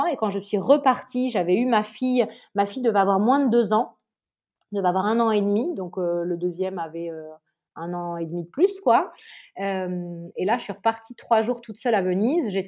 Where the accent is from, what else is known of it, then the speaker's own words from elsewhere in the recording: Nice, Provence-Alpes-Côte d'Azur, France; also born or lived in Paris; now in Italy; Je suis normande, mais j'ai grandi dans le sud de la France, à Nice. J'ai fini mes études à Paris, j'ai commencé à travailler à Paris